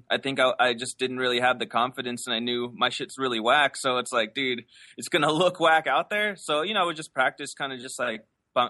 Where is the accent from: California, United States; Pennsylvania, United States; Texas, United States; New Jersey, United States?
California, United States; Los Angeles; Yeah, I grew up in LA. I grew up in El Cerrito, which is located in the northeast area of LA.